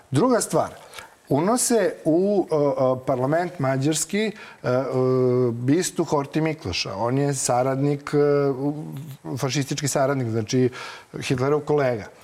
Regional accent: Zrenjanin, Vojvodina, Serbia; ja sam zrenjaninac

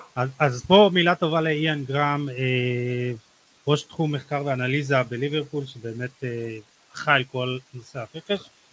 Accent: Israel

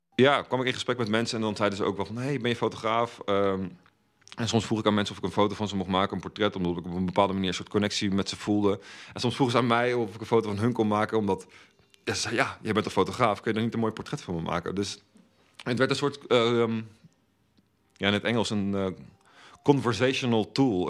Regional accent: Velp, Gelderland, Netherlands; moved away as an adult; also born or lived in The Hague; now in Rotterdam, Netherlands; ik ben opgegroeid in Velp, klein dorpje naast Arnhem

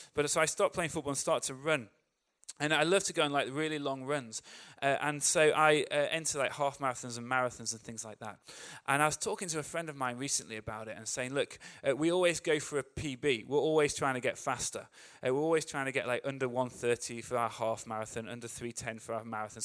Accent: England, United Kingdom; As an English person

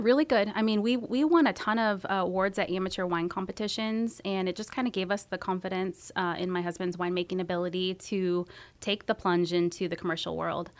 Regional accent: San Jose, California, United States; moved away as an adult; also born or lived in Santa Cruz, California; now in Medford, United States; I grew up in San Jose

